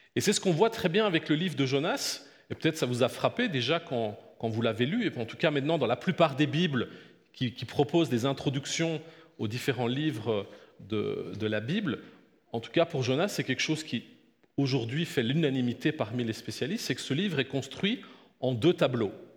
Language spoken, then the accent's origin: French; Belgium; je suis né en Belgique, euh, j'ai grandi, je suis fils de pasteur